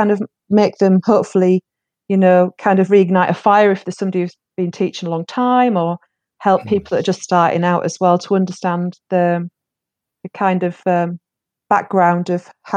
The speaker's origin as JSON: {"language": "English", "region": "England", "country": "United Kingdom", "tie": "born or raised there", "also_born_or_lived": "Leeds", "moved": "as an adult", "said": "worked in my hometown for about the first 3 years of my career before I moved over to Leeds, which is a city in the north of England, and kind of moved from the coastal town to the inner city"}